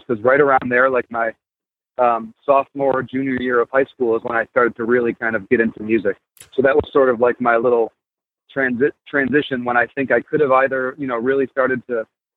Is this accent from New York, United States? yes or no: yes; Buffalo, New York, United States; moved away as an adult; now in Philadelphia, United States; I was born in Buffalo, New York